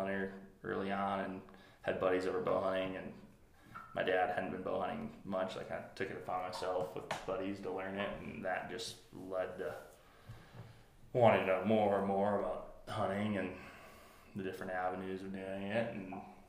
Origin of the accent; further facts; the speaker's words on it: Wisconsin, United States; moved away as an adult; I was born and raised in Wisconsin